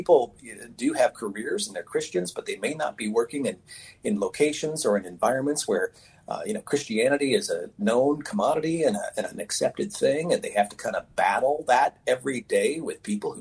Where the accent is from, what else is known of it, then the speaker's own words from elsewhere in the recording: Oak Harbor, Washington, United States; I grew up on Whidbey Island in the city of Oak Harbor.